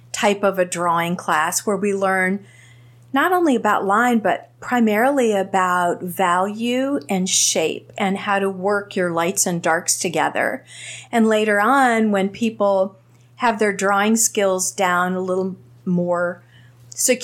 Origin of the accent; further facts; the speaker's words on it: Bradenton, Florida, United States; I am a native Floridian. I was born and raised in Bradenton, Florida, graduated from Manatee